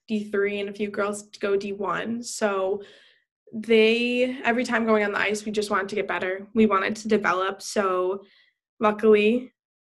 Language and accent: English; Buffalo, New York, United States; moved away; I am from Buffalo. But Buffalo will always be in my heart.